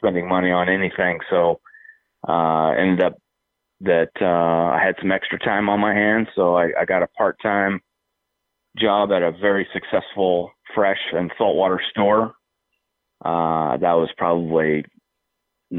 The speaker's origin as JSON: {"language": "English", "town": "Seattle", "region": "Washington", "country": "United States", "tie": "born or raised there", "said": "I've born and raised in the Seattle area"}